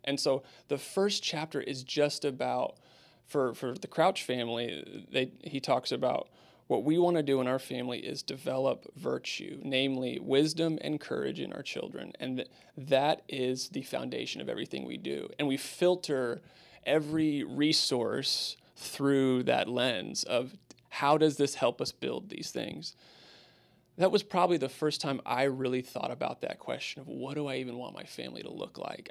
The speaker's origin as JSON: {"language": "English", "town": "Spokane", "region": "Washington", "country": "United States", "tie": "born or raised there", "moved": "as an adult", "lives_now": "Houston, United States", "said": "I grew up in Spokane and my family was there"}